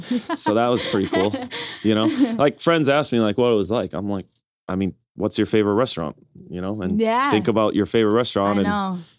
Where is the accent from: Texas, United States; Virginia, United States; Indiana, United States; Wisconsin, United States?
Wisconsin, United States; Milwaukee; I'm born and raised in Milwaukee, Wisconsin.